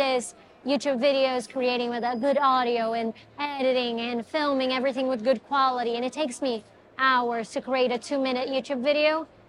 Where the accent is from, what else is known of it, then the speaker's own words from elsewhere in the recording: Brazil; now in Los Angeles, United States; I'm from Brazil, right?